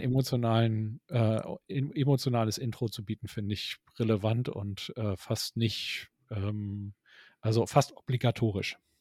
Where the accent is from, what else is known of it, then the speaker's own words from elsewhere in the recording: Hamburg, Germany; wir sind ja Hamburger und kommen aus dem Norden